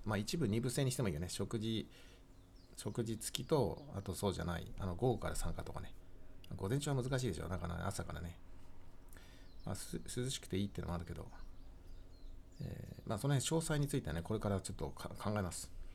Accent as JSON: {"language": "Japanese", "region": "Tohoku", "country": "Japan", "tie": "born or raised there", "moved": "yes", "lives_now": "Kanto, Japan", "said": "私も東北の生まれだから、こっちに関東に入ってきてね"}